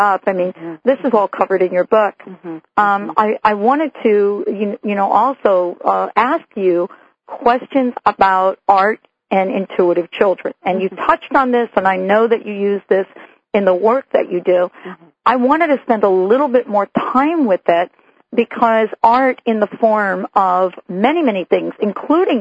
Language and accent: English; United States; moved away as an adult; also born or lived in New Jersey; now in Seattle, United States; I grew up in New York and New Jersey